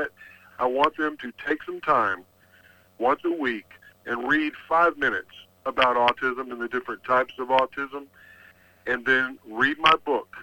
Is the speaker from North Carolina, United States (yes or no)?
no; Texas, United States; I'm from Texas